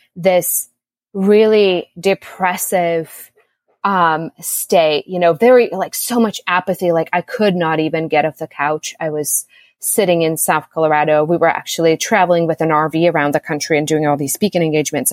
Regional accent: Czechia; also born or lived in Austin, United States / United States; now in Costa Rica; I was born in the Czech Republic, a dual Czech Republic and US citizen, and now I live in Costa Rica ever since February 2020.

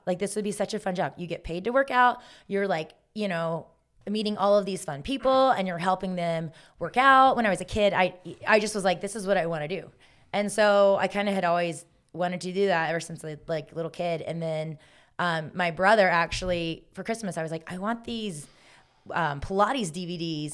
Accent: Augusta, Georgia, United States; moved away; also born or lived in South Carolina; I'm from Augusta, Georgia, home of the Masters. So we live five minutes from the Augusta

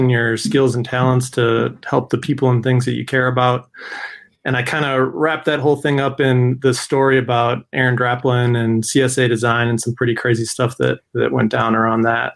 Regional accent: Madison, Wisconsin, United States; I'm from Madison, Wisconsin

